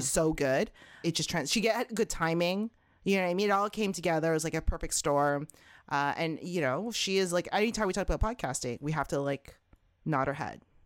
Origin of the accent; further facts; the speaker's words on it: Toronto, Ontario, Canada; I was born and raised in Canada, Toronto, Canada